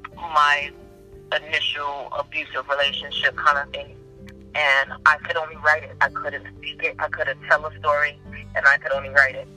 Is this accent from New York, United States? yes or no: yes; New York City, New York, United States; moved away as an adult; my hometown, New York City